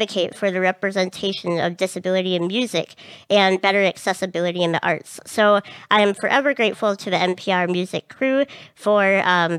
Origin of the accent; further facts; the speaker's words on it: Duluth, Minnesota, United States; I am from Duluth, Minnesota